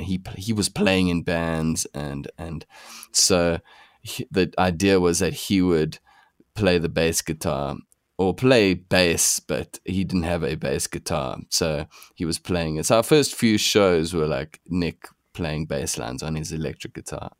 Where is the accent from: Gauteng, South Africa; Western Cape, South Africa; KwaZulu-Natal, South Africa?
Gauteng, South Africa; Pretoria; now in Johannesburg, South Africa; we grew up in Pretoria